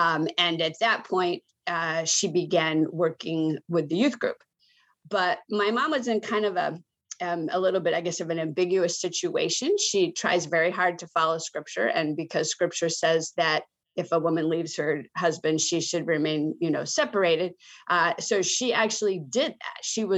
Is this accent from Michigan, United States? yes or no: yes; Michigan, United States; I grew up largely in Michigan. Let's just leave it at that. I don't have the most stable childhood. I lived 11 places by the time I was 12, but most of those were in Michigan. I was born in Michigan